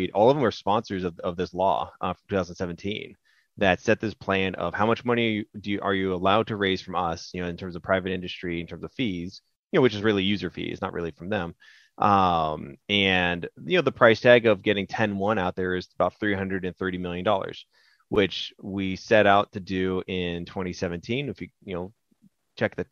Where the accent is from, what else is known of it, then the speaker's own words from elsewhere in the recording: California, United States; I'm born and raised in California